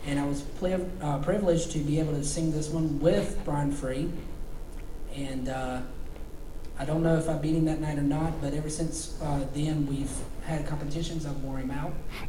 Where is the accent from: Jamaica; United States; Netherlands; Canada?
United States; Salisbury, North Carolina; born or raised there